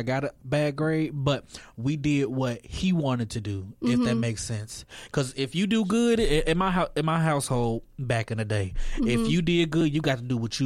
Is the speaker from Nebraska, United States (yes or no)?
no; Naperville, Illinois, United States; moved away; I'm not from here. I'm from Chicago.